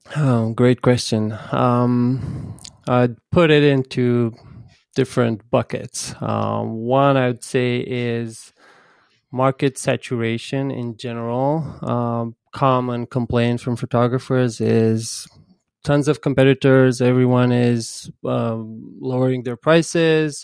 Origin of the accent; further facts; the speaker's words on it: Bucharest, Romania; I'm from Bucharest, but I work with photographers and photo agencies across the world.